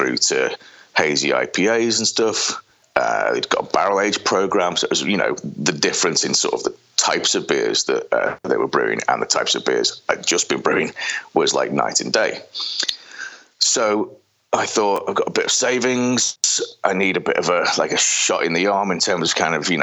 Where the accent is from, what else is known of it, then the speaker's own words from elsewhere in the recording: the Wirral, Merseyside, North West England, United Kingdom; moved away as an adult; now in Kansas City, United States; I'm from the Wirral, just on Merseyside